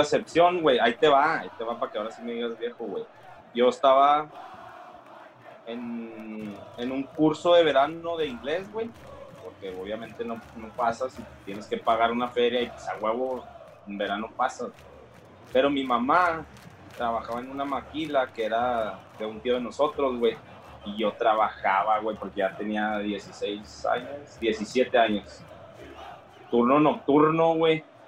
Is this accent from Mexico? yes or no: yes; Mexico; Nosotros como mexicanos